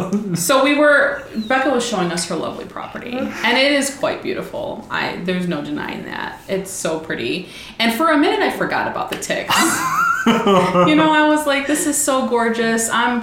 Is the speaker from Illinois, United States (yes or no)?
yes; Chicago, Illinois, United States; I'm from the Midwest, but yeah. I'm in the city more so. We do have ticks because we have tons of forest preserves in Chicago.